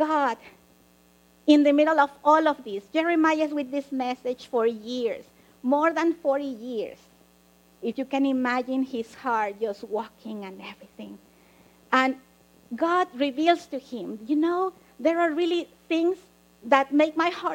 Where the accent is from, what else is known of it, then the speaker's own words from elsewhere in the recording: Mexico; now in United States; I grew up in Mexico